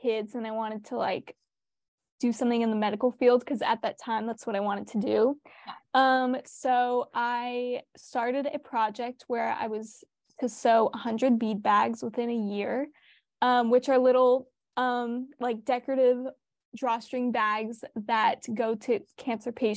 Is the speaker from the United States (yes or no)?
yes; Long Beach, California, United States; I grew up in Long Beach, California, and I go to Millikan High School